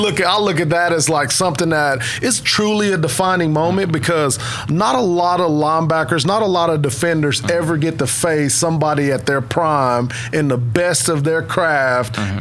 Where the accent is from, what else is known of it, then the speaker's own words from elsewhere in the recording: Vian, Oklahoma, United States; also born or lived in Fort Smith, Arkansas; was born actually in Fort Smith, Arkansas, but um, grew up in Vian, Oklahoma.